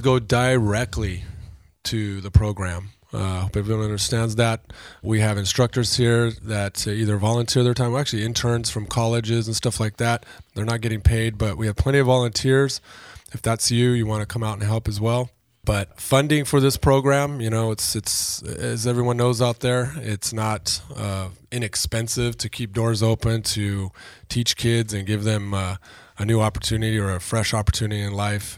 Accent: Oxnard, California, United States; I grew up in Oxnard

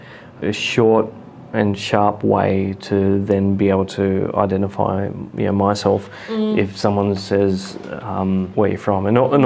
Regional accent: Balmain, New South Wales, Australia; I was born and raised in Balmain. Yeah. It was a Leichhardt Council area.

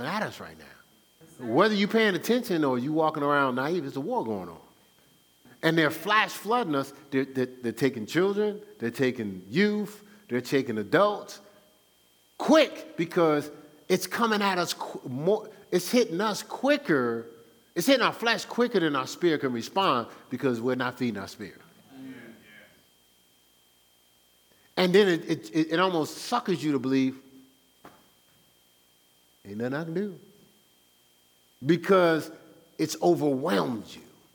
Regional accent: Newark, New Jersey, United States; moved away; I'm from Newark, New Jersey.

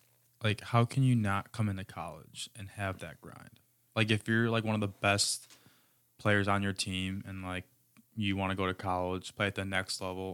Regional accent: Chicago, Illinois, United States; moved away as an adult; I'm from Chicago, Illinois.

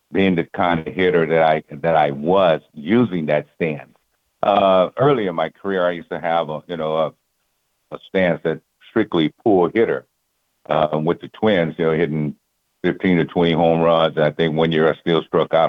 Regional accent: California, United States; I'm from California

